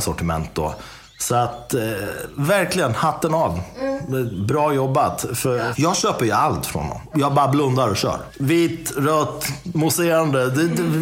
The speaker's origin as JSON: {"language": "Swedish", "region": "Dalarna County", "country": "Sweden", "tie": "born or raised there", "moved": "yes", "lives_now": "Enköping, Sweden", "said": "jag är uppvuxen i Dalarna. Jag är uppvuxen i en, i en liten stad."}